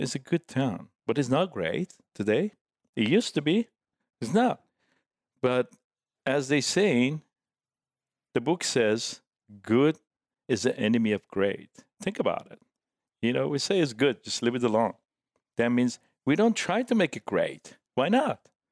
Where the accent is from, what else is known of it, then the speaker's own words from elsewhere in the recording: Tehran, Tehran Province, Iran; English is a second language; also born or lived in San Diego / Orange County; now in Laguna Beach, United States; back in Tehran when I grew up, uh, as a young man